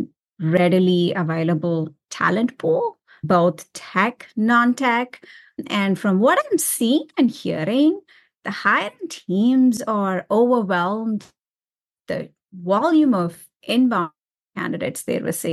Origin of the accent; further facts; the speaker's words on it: India; moved away; I was born and raised in India